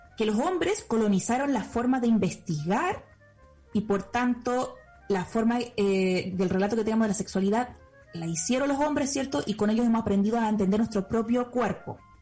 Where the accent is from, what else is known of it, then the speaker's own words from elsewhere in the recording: Chile; yo nací en Chile